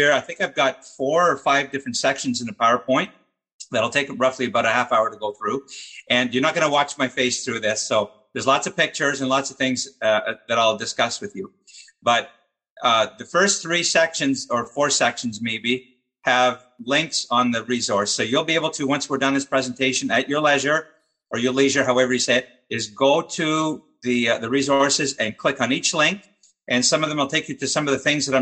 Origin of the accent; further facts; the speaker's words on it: Montreal, Quebec, Canada; my hometown of Montreal